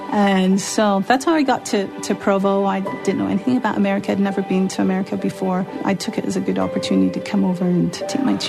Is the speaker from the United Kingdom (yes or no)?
yes; Glasgow, Scotland, United Kingdom; also born or lived in London; I was born in London. But a few months later, we moved up to Glasgow, to Scotland. And that's where I actually grew up my whole life.